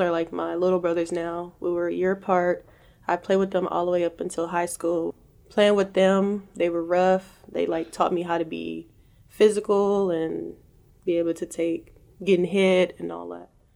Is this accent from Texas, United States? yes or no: yes; Galveston, Texas, United States; I'm from Galveston, Texas